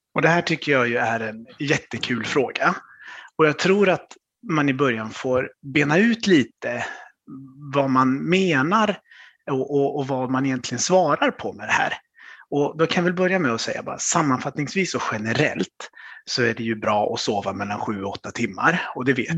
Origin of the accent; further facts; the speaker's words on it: Vänersborg, Västra Götaland, Sweden; now in Stockholm, Sweden; Född och uppvuxen i Vänersborg på, på västkusten, men nu bor jag i Stockholm med min familj.